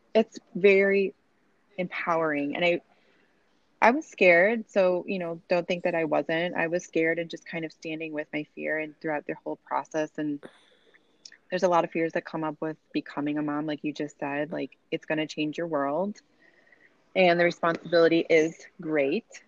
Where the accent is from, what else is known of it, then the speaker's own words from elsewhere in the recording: Chicago, Illinois, United States; now in Boise, United States; right now, I live in Boise, Idaho. I'm originally from Chicago